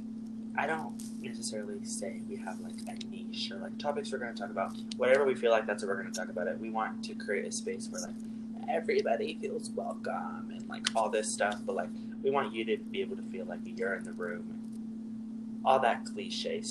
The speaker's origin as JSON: {"language": "English", "region": "California", "country": "United States", "moved": "yes", "lives_now": "Idaho, United States", "said": "I do live in Idaho. I moved from California"}